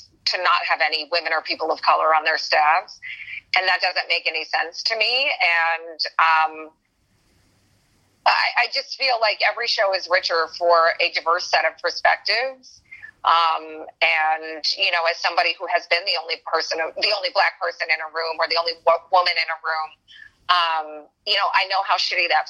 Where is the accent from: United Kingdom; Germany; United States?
United States; Iowa; moved away; I'm from Iowa, where there were Black people, there were brown people, there were Asian people, there were white people. Like, where I grew up was in the heart of the Midwest